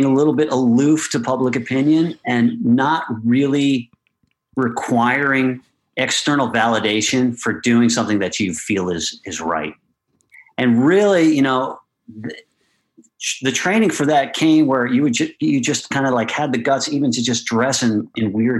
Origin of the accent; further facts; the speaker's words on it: Westchester, New York, United States; I came from Westchester